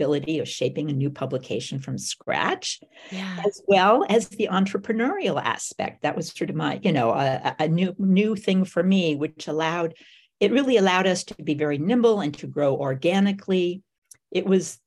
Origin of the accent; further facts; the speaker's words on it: Bogota, Colombia; also born or lived in West Africa; now in United States; I grew up in Bogota, Colombia